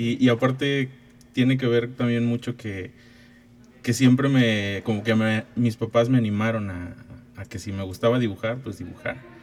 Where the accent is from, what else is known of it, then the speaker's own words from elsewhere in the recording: Ciudad Valles, San Luis Potosí, Mexico; moved away as an adult; now in San Luis Potosí, Mexico; yo nací en, Ciudad Valle, soy huasteco.